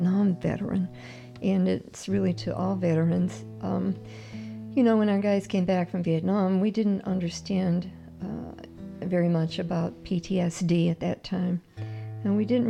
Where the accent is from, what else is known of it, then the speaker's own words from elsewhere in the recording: Eastern Kentucky, United States; accent: southern; also born or lived in Pikeville, Kentucky; now in Downriver, Michigan, United States; I'm originally from Eastern Kentucky, and now I live, like, downriver